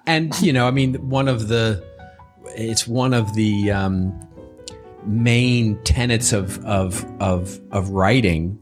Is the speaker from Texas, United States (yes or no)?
yes; Texas, United States; moved away; growing up in Texas